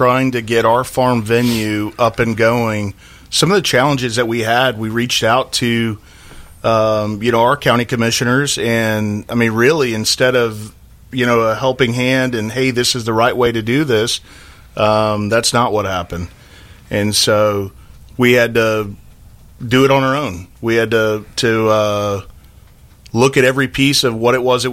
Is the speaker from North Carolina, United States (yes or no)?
no; Krum, Texas, United States; moved away as an adult; also born or lived in Washington, D.C.; now in Tennessee, United States; grew up in North Central Texas, Dallas-Fort Worth area. Went to a small town of Crum, Texas